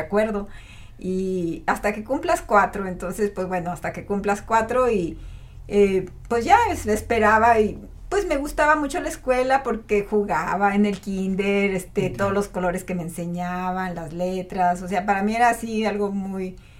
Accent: Matehuala, San Luis Potosí, Mexico; also born or lived in Monterrey, Nuevo León; ya a los cuatro años, que yo tenga cuatro años, mis papás se vienen a Matehuala y no, pues para mí fue maravillosa mi infancia en Matehuala

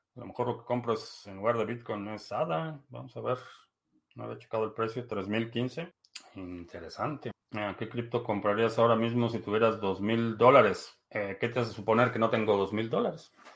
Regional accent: Mexico; now in United States; nací en México, vivo en Estados Unidos

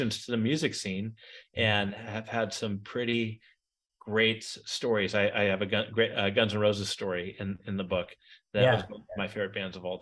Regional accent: San Francisco Bay Area, California, United States; I grew up in the San Francisco Bay Area

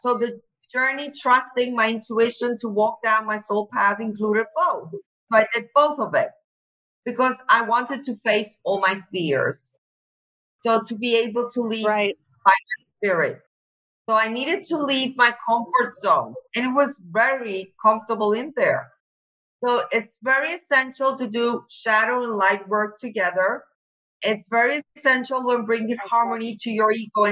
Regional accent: Cyprus; I'm from Cyprus.

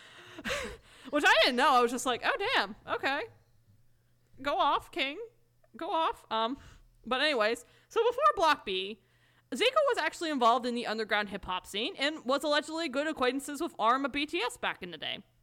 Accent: United States; as an American

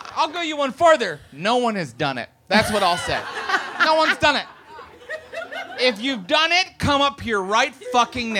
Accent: West Virginia, United States; now in Los Angeles, United States; I'm from West Virginia

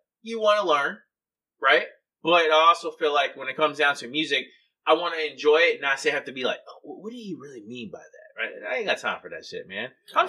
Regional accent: Homestead, Florida, United States; also born or lived in Jacksonville (Duval County), Florida; 305 is where I was born. Okay. Dade County, Homestead.

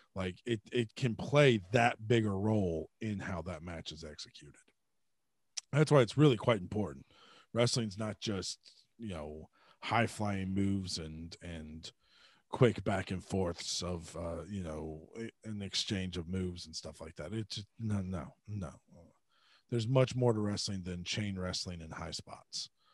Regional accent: Georgia, United States; growing up in Georgia

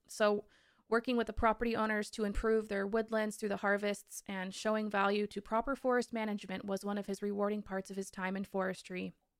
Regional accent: Olympic Mountains, Washington, United States; I grew up in the Olympic Mountains next to the Cascades

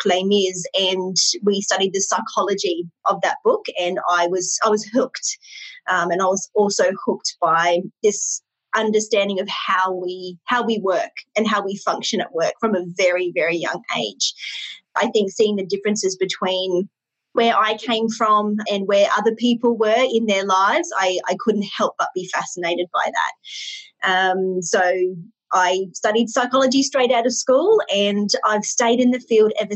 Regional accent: Brisbane, Queensland, Australia; I grew up in Brisbane, Australia. I've lived here my whole life

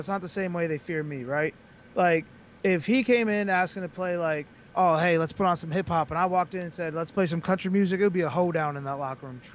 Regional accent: Springfield, Massachusetts, United States; I'm from Springfield, Mass.

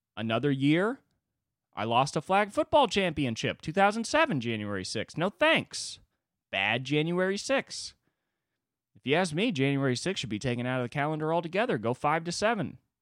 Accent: United States; as an American

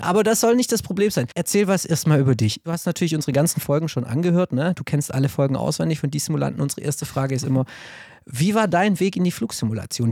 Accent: Stuttgart, Baden-Württemberg, Germany; ich bin Schwabe, ich bin in Cannstatt geboren

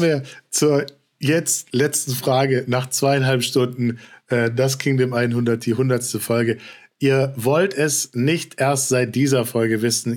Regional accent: Frankfurt, Hesse, Germany; als gebürtiger Frankfurter

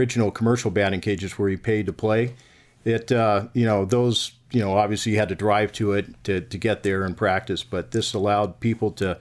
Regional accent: Northern California, United States; I grew up in Northern California

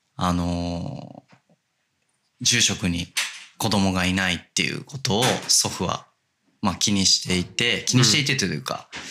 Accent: Hachioji, Tokyo, Japan; moved away as an adult; now in Kobe, Japan; 東京八王子市まあギリギリ八王子であの、多摩ニュータウンっていう、はい、まあ、多摩センターっていう駅があるんですけど、うんうんうん、そこからも徒歩圏内の団地で育ちました

